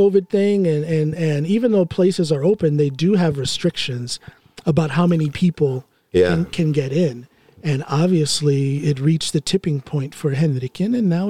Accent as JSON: {"language": "English", "region": "Ohio", "country": "United States", "moved": "yes", "said": "his home in Ohio, my home state."}